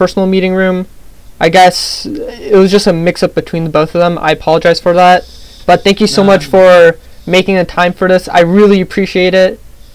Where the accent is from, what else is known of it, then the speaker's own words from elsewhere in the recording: New Jersey, United States; moved away as an adult; now in Washington, D.C., United States; My home is New Jersey